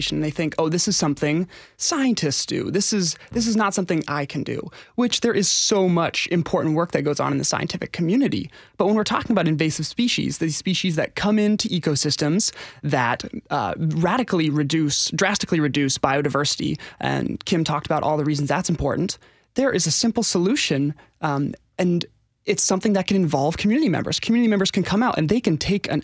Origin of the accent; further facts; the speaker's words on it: Seattle, Washington, United States; now in Nashville, United States; I'm originally from the Seattle area